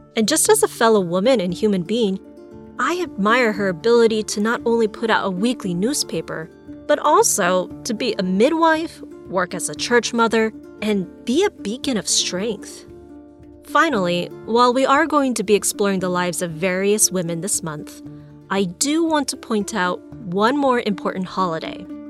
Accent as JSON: {"language": "English", "area": "East Valley", "region": "Arizona", "country": "United States", "tie": "born or raised there", "said": "I grew up in the East Valley, which isn't known for much diversity."}